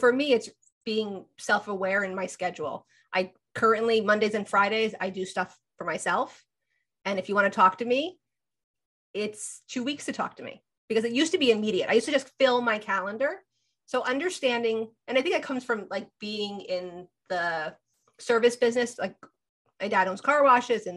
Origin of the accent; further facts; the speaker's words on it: New Jersey, United States; I'm also from Jersey